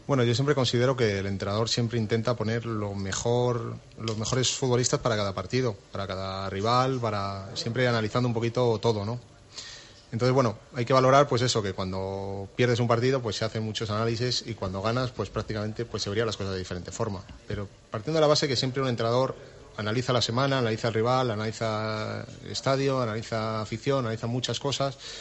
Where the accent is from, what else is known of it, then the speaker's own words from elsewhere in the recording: Valladolid, Castile and León, Spain; yo soy vallisoletano, soy del Real Valladolid desde niño